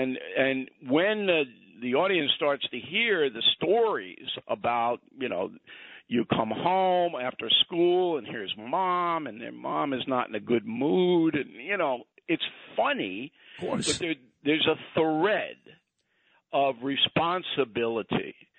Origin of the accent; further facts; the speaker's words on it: Levittown, New York, United States; also born or lived in Brooklyn; this is how I was raised in Levittown.